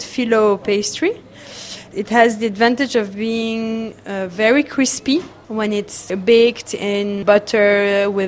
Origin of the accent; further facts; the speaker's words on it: Aleppo, Aleppo Governorate, Syria; now in Paris, France; I grew up in Aleppo in a house where we had cedra